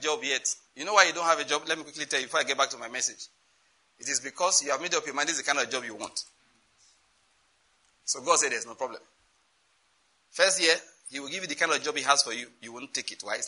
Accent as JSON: {"language": "English", "region": "Western Nigeria", "country": "Nigeria", "said": "I'm from Western Nigeria"}